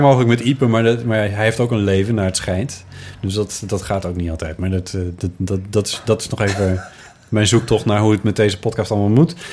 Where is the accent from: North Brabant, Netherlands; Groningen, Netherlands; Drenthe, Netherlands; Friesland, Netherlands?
Friesland, Netherlands; ik ben geboren in Friesland